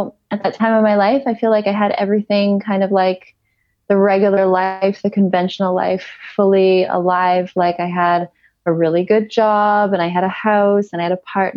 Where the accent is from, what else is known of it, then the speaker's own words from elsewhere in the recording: Ontario, Canada; moved away as an adult; also born or lived in Kelowna, British Columbia; I'm originally from Ontario